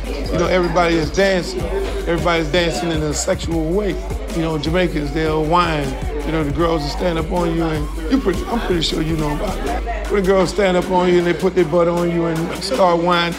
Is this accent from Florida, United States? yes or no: yes; Miami, Florida, United States; People will say, oh, y'all Southern people, y'all South, y'all Bama, or whatever they want to call us. But in all actuality, we're an island town. I mean, Miami was made up of Bahamians that really built the city of Mi